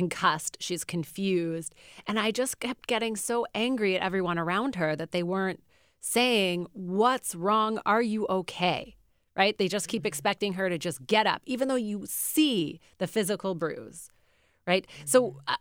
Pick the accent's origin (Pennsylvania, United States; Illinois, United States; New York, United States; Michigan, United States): Pennsylvania, United States; Philadelphia; I grew up in Philadelphia